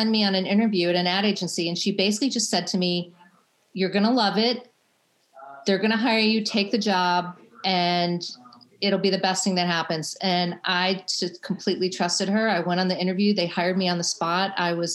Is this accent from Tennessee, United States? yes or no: no; Chicago, Illinois, United States; I grew up in Chicago